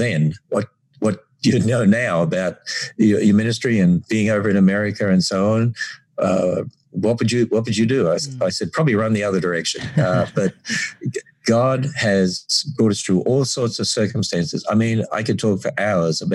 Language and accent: English; North Queensland, Australia; accent: Australian; moved away as an adult; now in Cincinnati, United States; As we grew up in North Queensland, you know, my father was a teacher and got transferred every 3 years